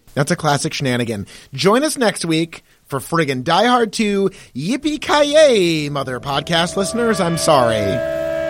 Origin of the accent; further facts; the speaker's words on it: United States; being American, especially being white Americans